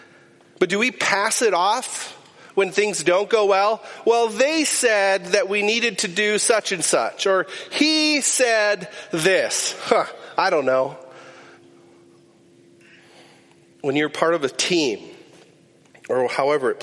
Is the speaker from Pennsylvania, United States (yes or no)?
no; Climax, Minnesota, United States; I grew up in Climax, Minnesota.